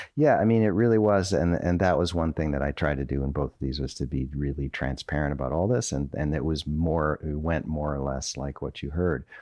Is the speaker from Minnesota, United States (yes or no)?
yes; Minnesota, United States; moved away as an adult; now in North Carolina, United States; I'm from Minnesota